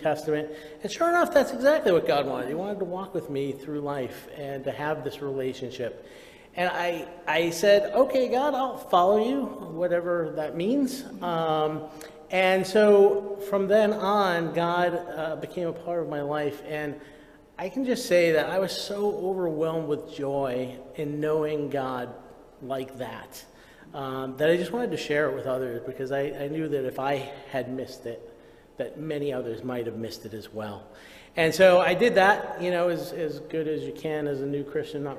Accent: Lynn, Massachusetts, United States; moved away as an adult; now in Kenya; I grew up in Lynn, which is, you know, not so far either

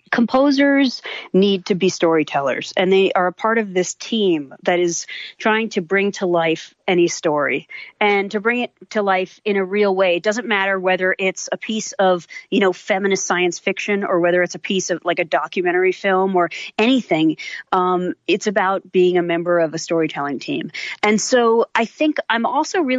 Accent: New York, United States; born there; I grew up in a lot of different places. Actually, I was born in New York and lived in a lot of different places.

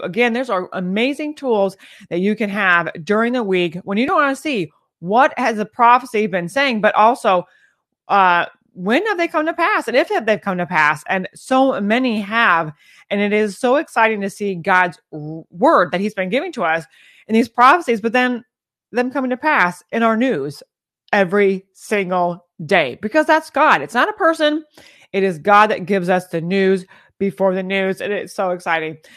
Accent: United States; we as American people

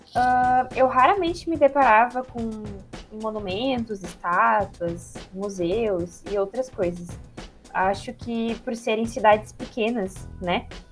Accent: Imbé, Rio Grande do Sul, Brazil; moved away as an adult; also born or lived in Porto Alegre; eu venho do litoral, né, da cidade de Imbé

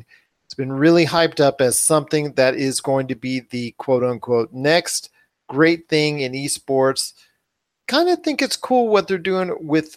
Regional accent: Southern California, United States; I came from Southern California.

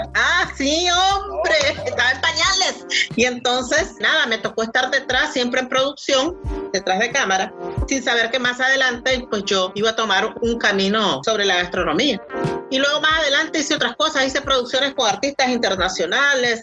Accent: Nicaragua; yo soy nicaragüense

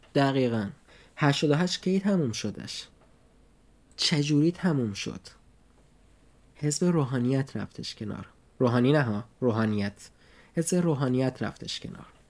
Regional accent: Iran; now in Nuremberg, Germany

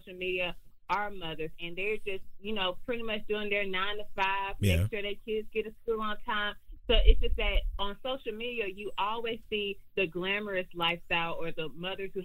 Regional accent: Columbus, Georgia, United States; now in Douglasville, United States; I'm originally from Columbus, Georgia. So it's about an hour and a half away from Atlanta

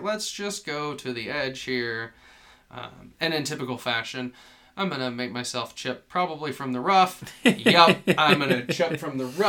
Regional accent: Atlanta, Georgia, United States; We're from Atlanta.

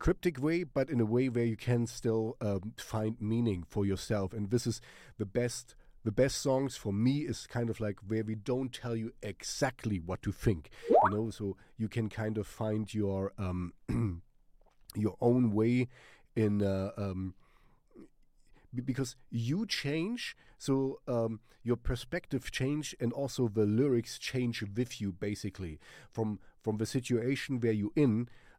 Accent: Germany; first language German; English is a second language; I want to sing in German because it's my mother tongue

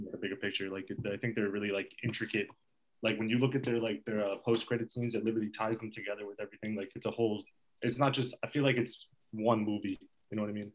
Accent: Fair Lawn, New Jersey, United States; I'm from Fairlawn. I've in Ditmar since pre-K.

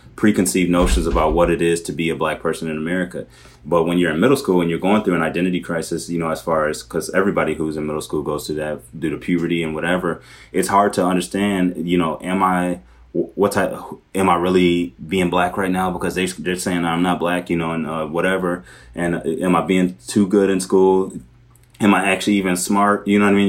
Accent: Milwaukee, Wisconsin, United States; moved away as an adult; also born or lived in Wauwatosa; now in Minneapolis, United States; I grew up in the city of Milwaukee, but I went to high school in the suburbs, uh, in a city called Wauwatosa

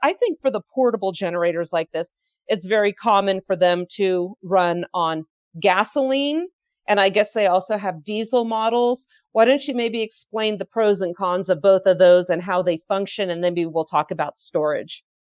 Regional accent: California, United States; moved away; our home, where I grew up in California

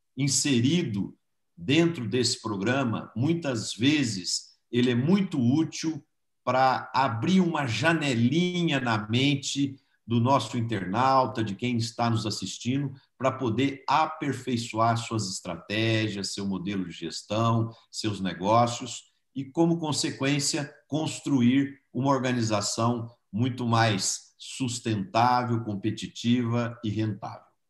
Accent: Brazil

